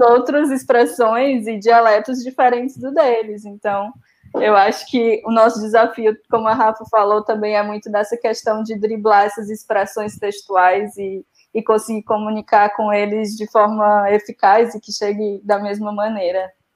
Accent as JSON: {"language": "Portuguese", "region": "Ceará", "country": "Brazil", "moved": "as an adult", "lives_now": "Portugal", "said": "em Fortaleza, somos do Ceará"}